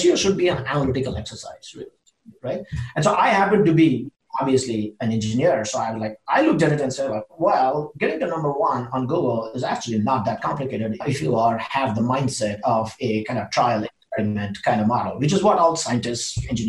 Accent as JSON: {"language": "English", "town": "Seattle", "region": "Washington", "country": "United States", "lives_now": "Austin, United States", "said": "And we are from Seattle. I lived about 10 years in Seattle. I want to go back to Seattle."}